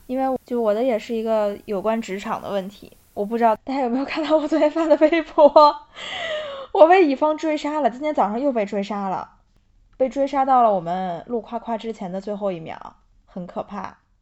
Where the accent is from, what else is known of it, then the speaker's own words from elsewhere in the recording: Inner Mongolia, China; moved away; 我老家不是在内蒙嘛，然后那边的酒文化就是非常地可怕